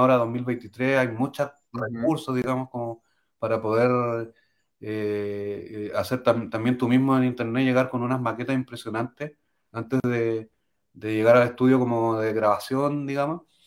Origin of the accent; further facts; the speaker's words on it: Chile; soy chileno